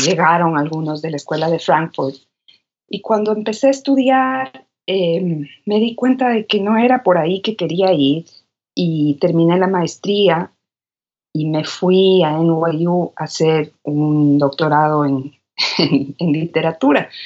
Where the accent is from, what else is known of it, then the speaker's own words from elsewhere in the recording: Quito, Pichincha, Ecuador; moved away as an adult; also born or lived in New York, United States; now in Austin, United States; Nací en Quito, en Quito. Soy quiteña. Y de ahí es toda mi familia, toda mi familia está ahí. Salí de Quito a los 26